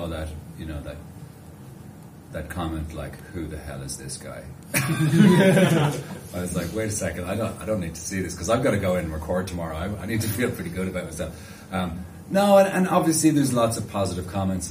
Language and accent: English; Ireland; I'm Irish